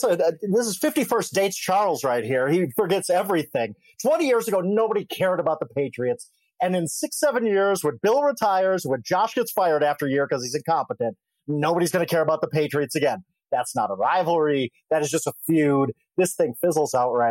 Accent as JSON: {"language": "English", "region": "Wisconsin", "country": "United States", "tie": "born or raised there", "moved": "yes", "lives_now": "Denver, United States", "said": "I'm from Wisconsin. I was born there."}